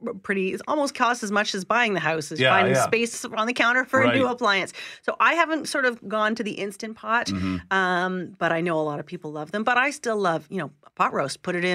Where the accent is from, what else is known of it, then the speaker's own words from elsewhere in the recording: Montreal, Quebec, Canada; now in Toronto, Canada; I grew up in Montreal.